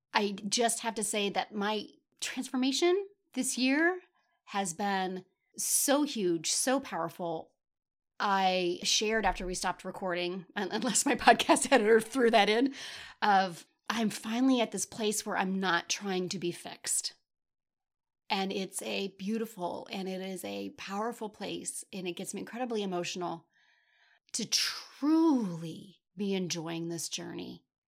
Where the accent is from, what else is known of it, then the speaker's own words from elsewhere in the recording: Midwest, United States; I'm from the Midwest